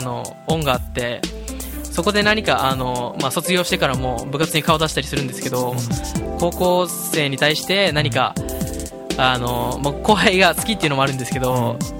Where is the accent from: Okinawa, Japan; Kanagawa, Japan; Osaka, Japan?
Okinawa, Japan; ずっと沖縄出身沖縄出身でずっと沖縄で育って